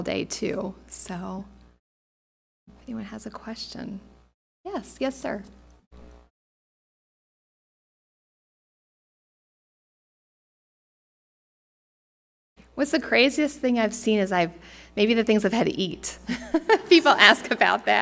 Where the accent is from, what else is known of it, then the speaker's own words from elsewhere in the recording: United States; moved away; as an American